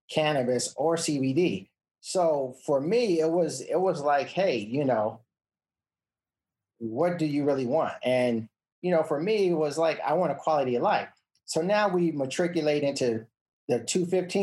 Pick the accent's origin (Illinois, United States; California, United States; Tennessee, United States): California, United States; Los Angeles; I grew up in South Central Los Angeles